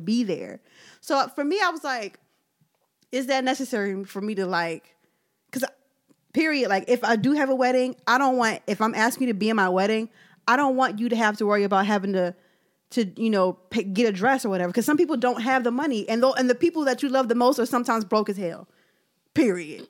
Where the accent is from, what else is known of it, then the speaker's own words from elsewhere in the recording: Philadelphia, Pennsylvania, United States; I'm from South Philly